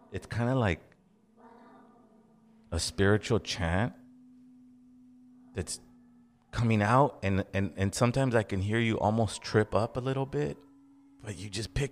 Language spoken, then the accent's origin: English; Los Angeles, California, United States; Now, since I'm from Los Angeles, since I'm from the West Coast, I naturally go, Azo's Mexican.